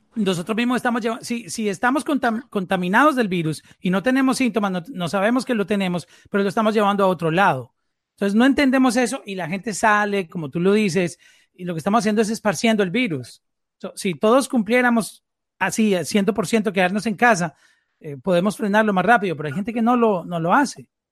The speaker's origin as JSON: {"language": "Spanish", "country": "Colombia", "said": "nosotros somos colombianos todos."}